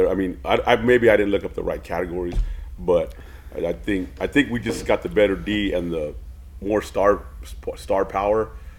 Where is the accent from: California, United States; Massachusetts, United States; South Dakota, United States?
California, United States; San Francisco Bay Area; moved away; So, you know, I grew up in San Francisco, or Oakland. You know, I grew up in the Bay Area there.